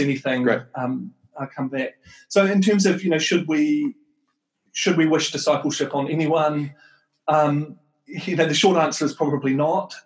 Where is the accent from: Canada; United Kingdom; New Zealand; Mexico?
New Zealand; moved away as an adult; also born or lived in Wellington, New Zealand / United States; I'm from Aotearoa, New Zealand. Um, I grew up and lived in New Zealand for a long time